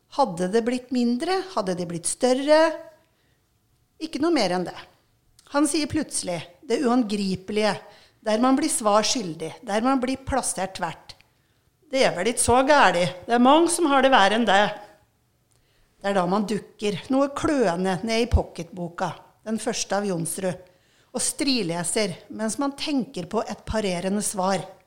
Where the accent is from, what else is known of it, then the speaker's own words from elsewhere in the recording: Raufoss, Innlandet, Norway; vært mye på Raufoss, der jeg er ifra